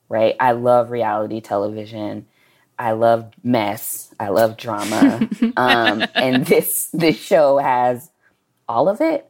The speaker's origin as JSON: {"language": "English", "town": "Dallas", "region": "Texas", "country": "United States", "said": "we are both from Dallas"}